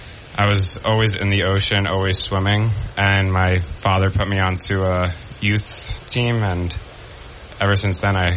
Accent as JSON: {"language": "English", "town": "Rockaway Beach", "region": "New York", "country": "United States", "tie": "born or raised there", "lives_now": "Binghamton, United States", "said": "Yeah, so I grew up in Rockaway Beach, Queens."}